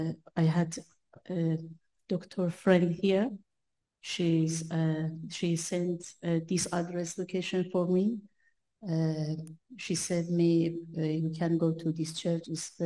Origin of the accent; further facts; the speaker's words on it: Kurdistan, Iran; English is a second language; moved away as an adult; now in United Kingdom; I am new in the UK. I am Kurdish from Iran. Before I am Muslim